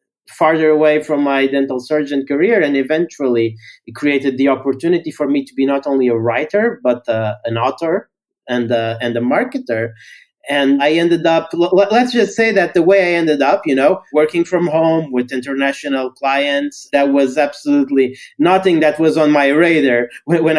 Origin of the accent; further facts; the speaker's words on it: Portugal; I'm from Portugal. So initially I started writing in Portuguese